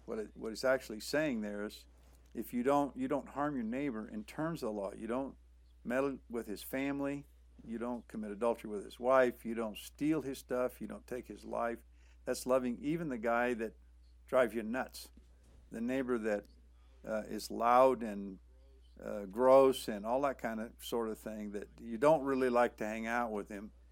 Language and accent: English; Southern California, United States; moved away as an adult; also born or lived in Panama / Honduras / Mexico; I grew up in Southern California, so I've been exposed to the language all my life and the culture